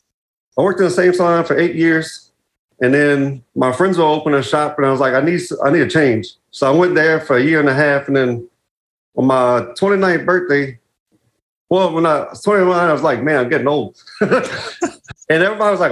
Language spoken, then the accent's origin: English; Lafayette, Louisiana, United States; I'm from Lafayette, Louisiana